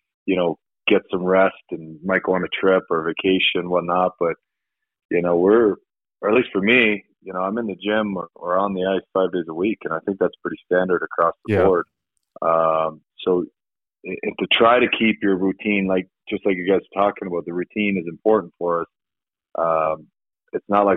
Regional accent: Sweden; also born or lived in Toronto, Canada; now in Colorado, United States; me growing up in Sweden and previously played junior hockey in Toronto

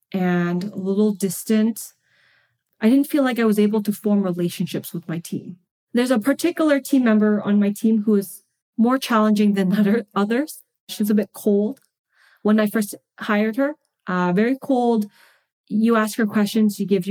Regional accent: Boston, Massachusetts, United States; moved away as an adult; now in California, United States; I am originally from Boston.

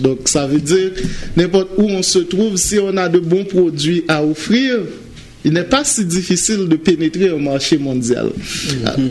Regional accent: Central Plateau, Centre, Haiti; moved away; also born or lived in Port-au-Prince, Haiti; j'ai commencé à jouer à l'église dans mon, ma ville natale, à la Bas, dans le plateau central.

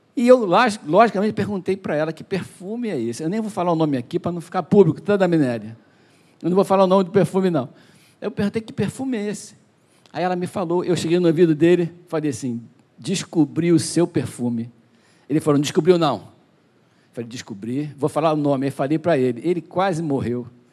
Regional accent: Duque de Caxias, Rio de Janeiro, Brazil; nós somos de Caxias

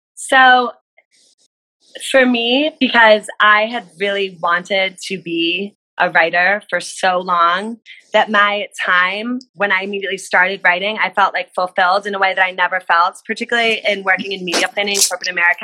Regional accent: New Jersey, United States; I'm from New Jersey, so I do love New Jersey

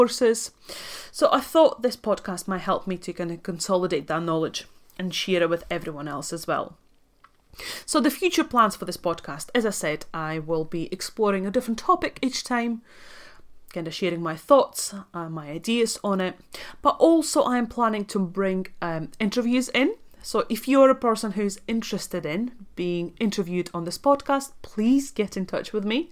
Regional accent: Latvia; accent: Scottish; English is a second language; moved away as an adult; also born or lived in Dundee, Scotland / Aberdeen, Scotland; now in London, United Kingdom; I'm actually from Latvia, so I was born and raised in Latvia. I moved to UK when I was 19 to go to university

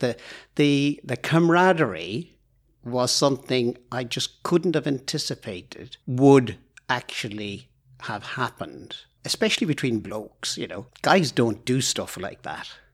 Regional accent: Ireland; moved away as an adult; now in Aboyne, United Kingdom; probably noticed from my accent that I'm not Scottish. I was born in Ireland, but I've lived in Aboyne for over thirty years

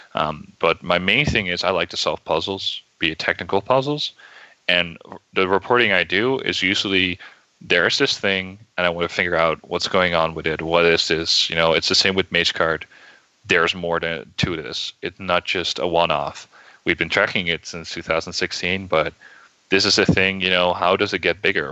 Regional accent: Netherlands; moved away as an adult; now in United States; I'm originally from the Netherlands. I moved to the U.S. about seven or eight months ago.

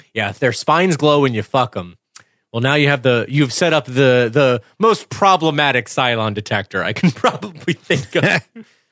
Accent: Clemson, South Carolina, United States; I grew up in Clemson, Clemson, South Carolina

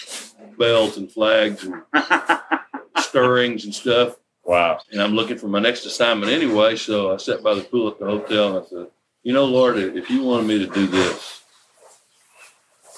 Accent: Texas, United States; accent: Texas drawl; moved away; I'm a Texan

